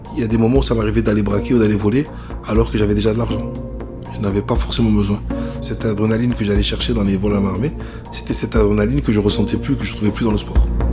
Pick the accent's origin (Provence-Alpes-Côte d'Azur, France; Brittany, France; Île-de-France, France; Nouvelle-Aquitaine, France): Provence-Alpes-Côte d'Azur, France; Vitrolles; rentrer chez moi à Marseille, à Vitrolles